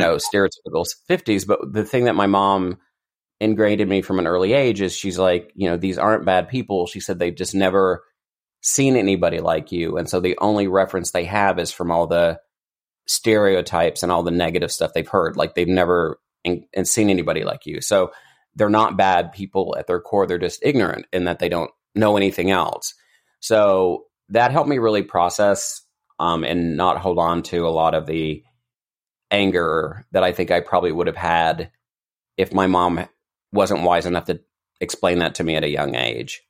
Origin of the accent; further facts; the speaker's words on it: Eastern Kentucky, United States; I grew up in Eastern Kentucky